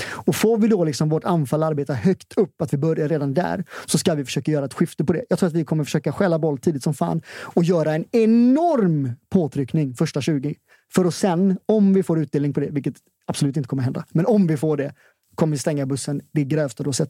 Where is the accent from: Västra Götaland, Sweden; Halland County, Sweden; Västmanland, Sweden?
Västra Götaland, Sweden; Gothenburg; vi är från ja. Hisingen.